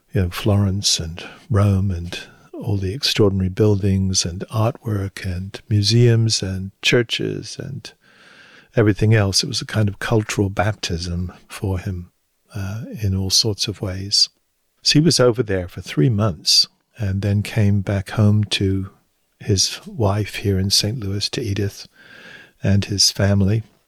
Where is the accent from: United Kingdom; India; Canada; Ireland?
United Kingdom; Hampshire, South East England; moved away as an adult; now in United States; I grew up in Hampshire, in the south of England. Moved, lived, moved there when I was four with my parents